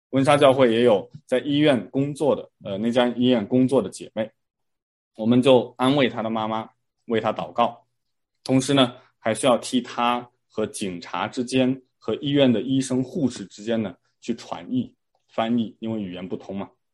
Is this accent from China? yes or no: yes; China; moved away; 我当时在国内上小学的时候呢，我们会评三好学生